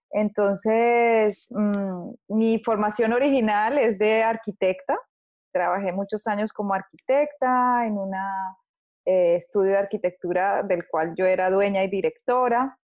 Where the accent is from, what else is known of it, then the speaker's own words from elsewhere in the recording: Colombia; eh, nací en Colombia